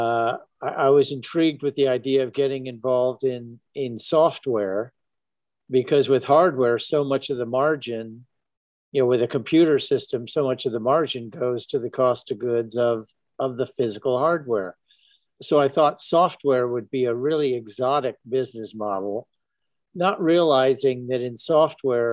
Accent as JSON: {"language": "English", "town": "San Francisco", "region": "California", "country": "United States", "tie": "born or raised there", "lives_now": "Belvedere, United States", "said": "I was born in San Francisco and lived in San Francisco until high school."}